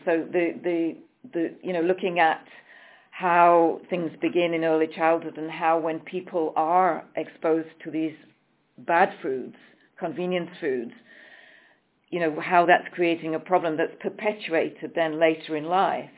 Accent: England, United Kingdom; moved away as an adult; also born or lived in Switzerland; I'm coming from England, but I have lived many years um, in, in the country of Switzerland

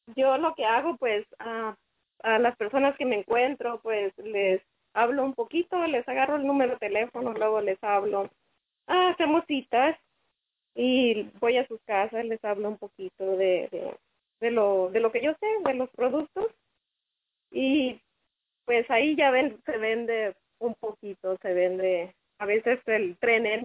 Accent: Culiacán, Sinaloa, Mexico; moved away; yo soy de Sinaloa, de Culiacán

